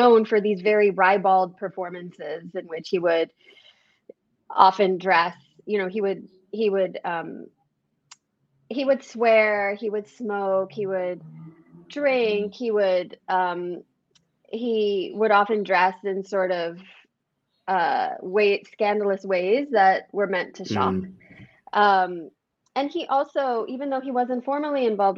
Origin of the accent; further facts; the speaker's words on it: United States; I'm an American